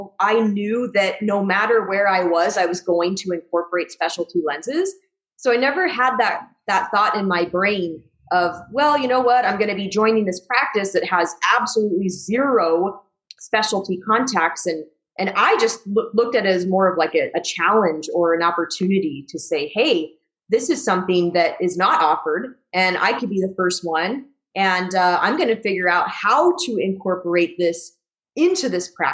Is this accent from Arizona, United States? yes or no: yes; Arizona, United States; born or raised there; moved away as an adult; also born or lived in Missouri / Southern California; now in Las Vegas, United States